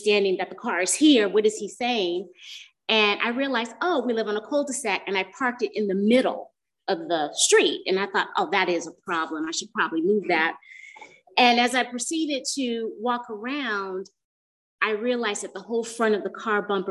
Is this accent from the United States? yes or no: yes; Bay Area, California, United States; moved away; I'm from the Bay Area